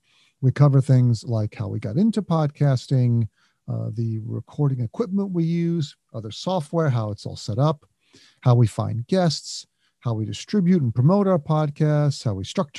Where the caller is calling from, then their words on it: East Brunswick, New Jersey, United States; I'm calling in from beautiful East Brunswick, New Jersey.